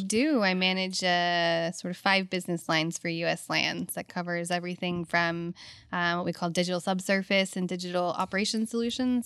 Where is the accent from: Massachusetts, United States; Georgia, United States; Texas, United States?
Texas, United States; Houston; also born or lived in Lafayette, Louisiana / England / Abu Dhabi; I was born in Lafayette